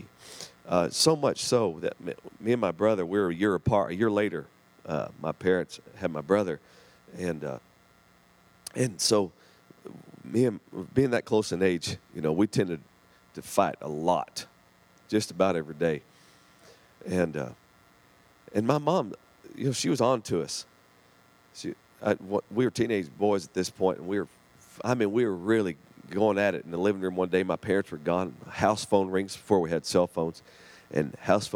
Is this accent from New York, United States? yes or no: no; southern Oklahoma, United States; we had my grandparents there in southern Oklahoma. And so we lived with them, and they watched me through the day